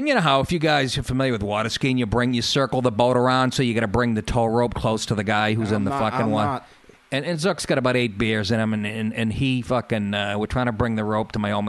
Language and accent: English; Massachusetts, United States; born or raised there; moved away; also born or lived in Astoria, New York